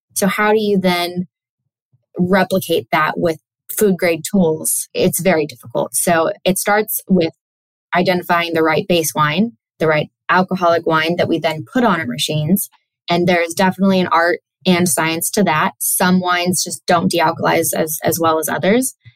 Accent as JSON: {"language": "English", "area": "Sonoma County", "region": "California", "country": "United States", "tie": "born or raised there", "said": "was born and raised in Sonoma County, California."}